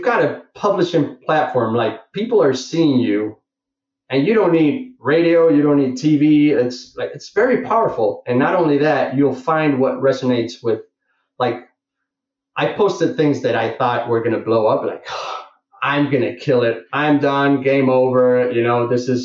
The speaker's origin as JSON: {"language": "English", "town": "Barcelona", "region": "Catalonia", "country": "Spain", "said": "I'm from Barcelona"}